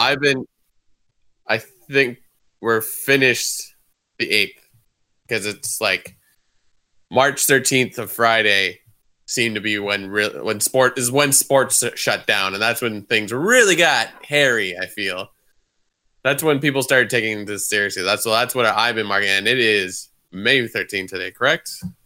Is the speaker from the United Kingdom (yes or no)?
no; Canada; we're Canadian